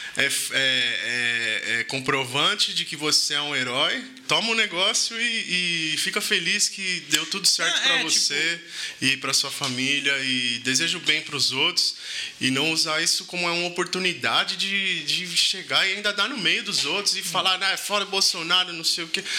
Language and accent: Portuguese; Brazil; Eu sou 100% brasileiro